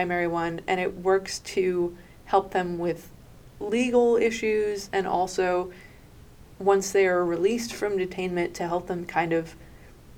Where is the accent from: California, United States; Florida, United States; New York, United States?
New York, United States; I'm from New York